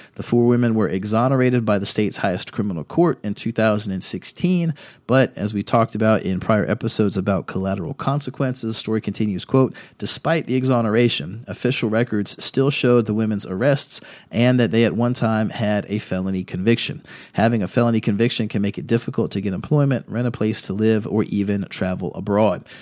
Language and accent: English; Virginia Beach, Virginia, United States; also born or lived in Fredericksburg, Virginia; I was raised in Virginia Beach